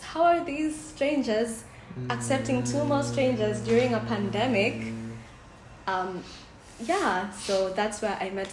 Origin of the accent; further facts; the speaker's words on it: Kenya; I'm from Kenya